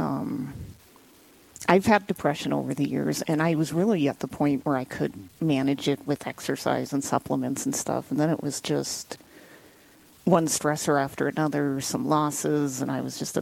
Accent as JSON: {"language": "English", "region": "Western North Dakota", "country": "United States", "moved": "as an adult", "lives_now": "Black Hills, United States", "said": "I'm from Western North Dakota originally. My parents are still up there"}